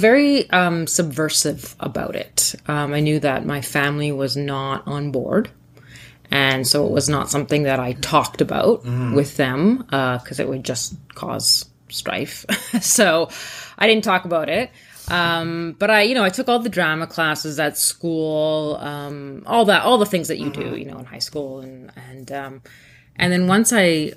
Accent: Thunder Bay, Ontario, Canada; English is a second language; I grew up in Thunder Bay

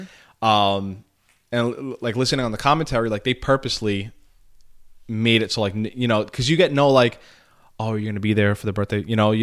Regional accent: New York City, New York, United States; The Bronx.

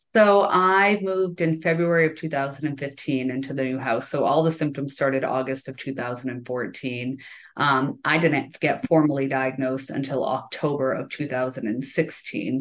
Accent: Central Massachusetts, United States; now in Stowe, Vermont, United States; I grew up in Massachusetts, uh, in Central Mass, and we had a summer place on Cape Cod

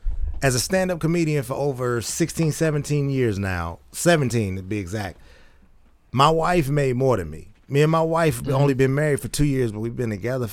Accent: Oak Park, United States; We grew up in Oak Park, around Oak Park. We know what it is.

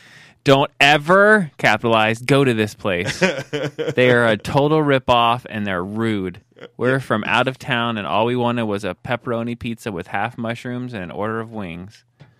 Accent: New Jersey, United States; I grew up in North New Jersey and very high standards when it comes to pizza.

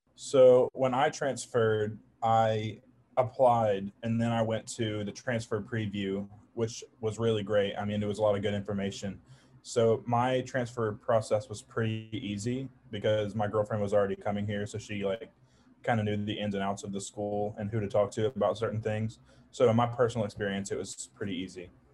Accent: Charleston, South Carolina, United States; I'm from Charleston, South Carolina

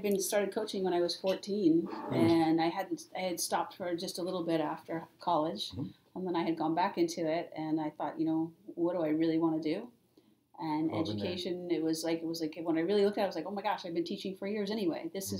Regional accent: San Francisco, California, United States; I grew up in San Francisco it's not the same neighborhood it was then many, many years ago. It was very much a community-based neighborhood. A lot of middle-class families

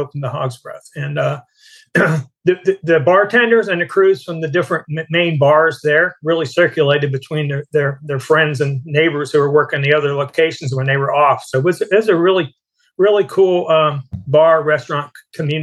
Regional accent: Boca Grande, Florida, United States; moved away as an adult; also born or lived in Valley Forge area, Pennsylvania / Tampa, Florida; Boca Grande Island on the west coast south of Sarasota, and that's where we wound up. That's where I grew up

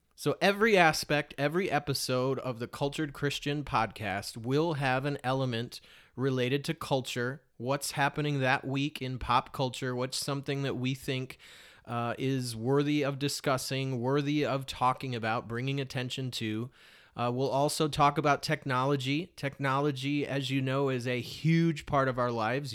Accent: Detroit, Michigan, United States; moved away as an adult; also born or lived in Portland, Oregon; somebody growing up in Metro Detroit and then moving to a place like Portland, Oregon.

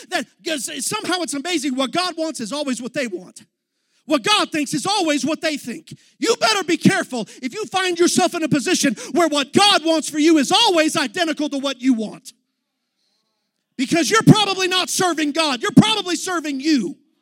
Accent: Texas, United States; I'm from Texas

